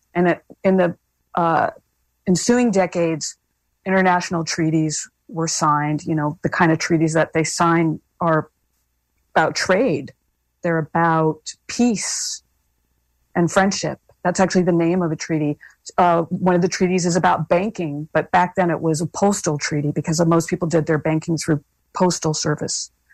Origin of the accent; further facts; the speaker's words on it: Hawaii, United States; being Hawaiian